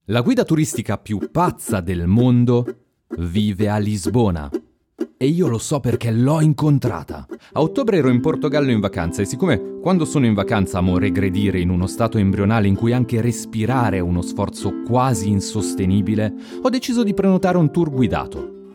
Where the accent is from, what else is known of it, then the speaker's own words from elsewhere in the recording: Lugano, Ticino, Switzerland; Gli rispondo Lugano